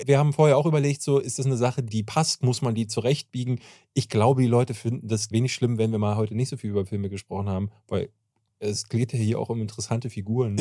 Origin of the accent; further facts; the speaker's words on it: Berlin, Germany; ich komme aus Berlin-Marzahn, mhm. äh, was auch eine ätzende Umgebung ist. Ich bin sehr gewalttätig aufgewachsen